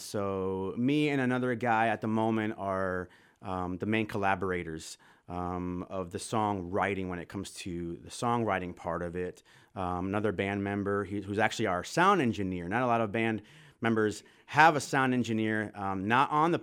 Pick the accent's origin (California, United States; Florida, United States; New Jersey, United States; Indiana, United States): Florida, United States; moved away as an adult; also born or lived in West Michigan; now in Holland, Michigan, United States; I am from Florida originally